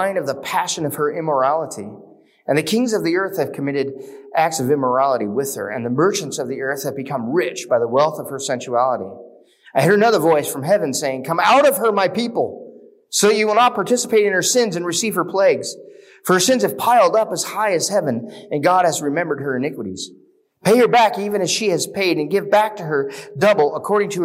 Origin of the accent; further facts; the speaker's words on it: United States; we as American Christians